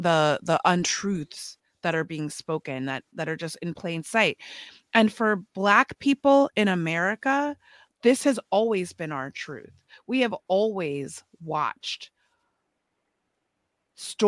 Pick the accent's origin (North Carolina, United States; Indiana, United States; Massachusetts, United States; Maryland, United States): Maryland, United States; Potomac; I'm from Potomac, so I didn't grow up traumatized and terrorized by racial violence